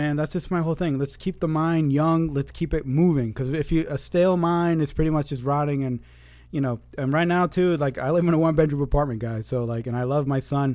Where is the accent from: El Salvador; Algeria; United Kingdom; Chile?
Chile; first language Spanish; English is a second language; moved away; I'm from Chile, South America